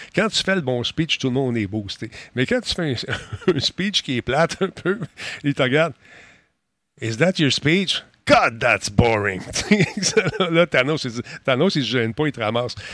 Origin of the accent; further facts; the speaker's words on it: Canada; ici chez nous au Canada